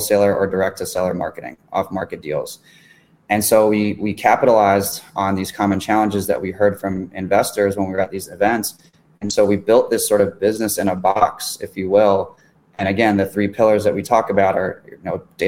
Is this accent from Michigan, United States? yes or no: no; Miami, Florida, United States; moved away; I'm in my hometown here